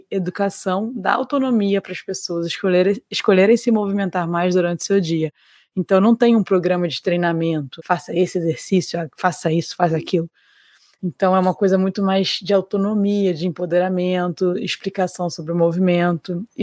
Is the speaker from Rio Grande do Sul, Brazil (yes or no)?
no; Rio de Janeiro, Brazil; Mas assim, eu sou